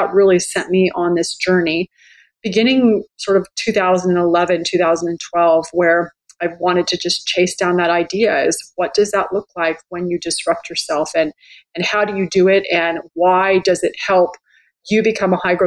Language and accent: English; San Jose, California, United States; moved away as an adult; also born or lived in New York; I grew up in California, pretty typical middle-class, white girl, middle-class background. Grew up in San Jose